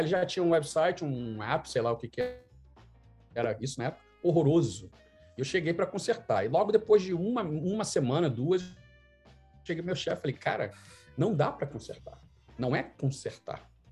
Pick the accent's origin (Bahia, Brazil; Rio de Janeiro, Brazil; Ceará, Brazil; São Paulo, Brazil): Rio de Janeiro, Brazil; moved away as an adult; also born or lived in Vancouver, Canada / Toronto, Canada; now in Canada; com minha banda de pagode, como um bom carioca